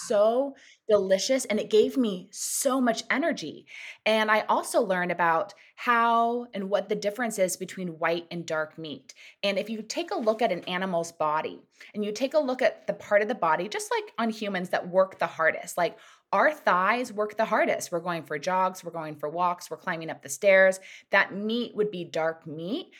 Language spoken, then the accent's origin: English; Southern California, United States; also born or lived in New York; I grew up in Southern California